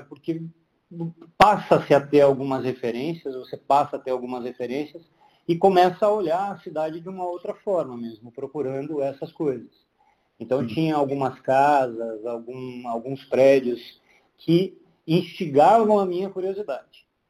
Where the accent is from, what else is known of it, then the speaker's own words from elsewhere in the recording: Londrina, Paraná, Brazil; moved away as an adult; also born or lived in Pato Branco, Brazil / Cascavel, Brazil; now in São Paulo, Brazil; Eu cheguei em Londrina é, com seis anos, seis, de, de pouquinho, alguma coisa assim. É, e fiquei lá até os 19